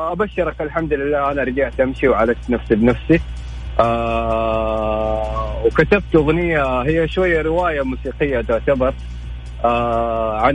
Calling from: Jeddah, Makkah Province, Saudi Arabia; انا اكلمك من جده

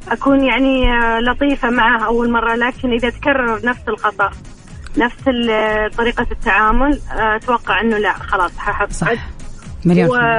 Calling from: Riyadh, Riyadh Province, Saudi Arabia

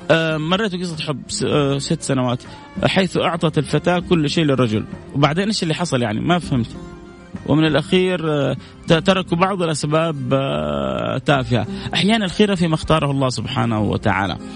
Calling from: Riyadh, Riyadh Province, Saudi Arabia; وانا جايكم من الرياض وقاعد اسمعك من التطبيق

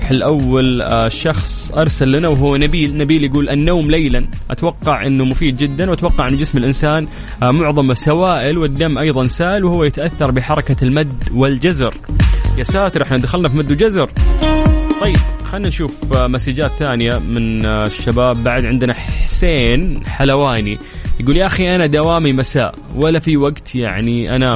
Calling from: Riyadh, Riyadh Province, Saudi Arabia; من الرياض

